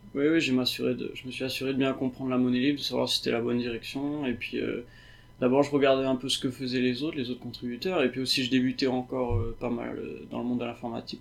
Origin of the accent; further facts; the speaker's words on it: Réunion; je viens de la Réunion